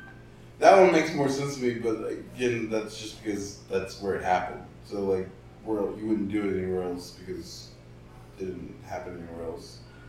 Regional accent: the South, United States; Well, well, we're all from the South, but like, if you're black, damn, like, that's what I'm saying.

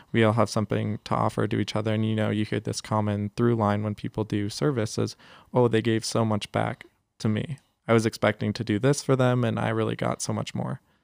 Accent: San Jose, California, United States; also born or lived in San Antonio, Texas; I grew up here in San Jose

